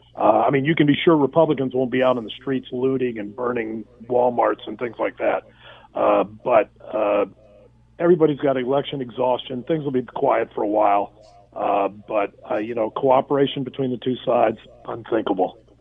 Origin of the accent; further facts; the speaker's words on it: United States; as an American citizen